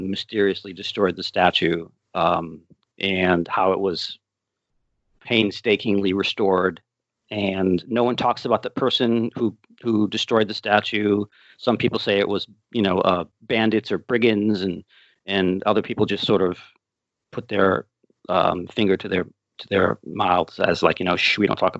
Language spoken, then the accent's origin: English; Middletown, Connecticut, United States; I was born in Middletown, Connecticut